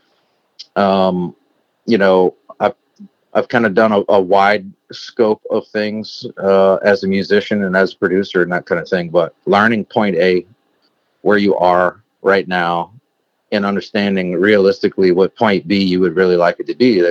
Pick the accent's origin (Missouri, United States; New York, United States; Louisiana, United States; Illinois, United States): Louisiana, United States; South Louisiana near New Orleans, United States; also born or lived in Nashville; growing up in South Louisiana near New Orleans